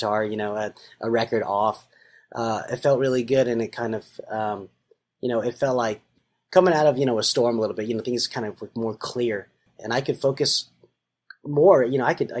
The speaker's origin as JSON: {"language": "English", "town": "Nashville", "region": "Tennessee", "country": "United States", "tie": "born or raised there", "said": "my community growing up in Nashville"}